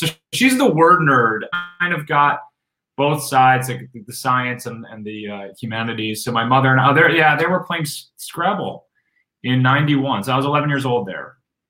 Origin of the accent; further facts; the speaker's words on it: Rochester, New York, United States; I was at a pumpkin patch in upstate New York. I grew up in Rochester, New York.